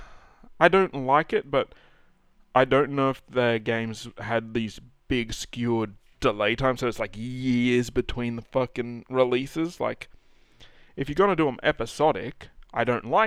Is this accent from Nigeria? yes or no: no; Australia; we're also Australian